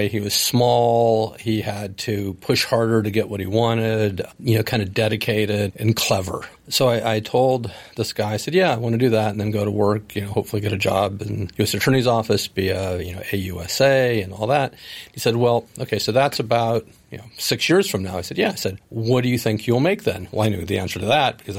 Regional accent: Oakland, California, United States; Born and raised in Oakland, California

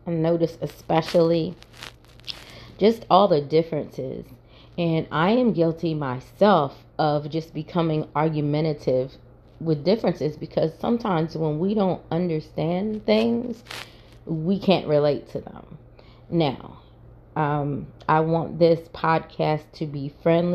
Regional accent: Salisbury, Maryland, United States; moved away as an adult; also born or lived in Baltimore, Maryland; now in Northeast Georgia, United States; the city of Salisbury, Maryland, where I was actually born and raised, and then I moved to Baltimore

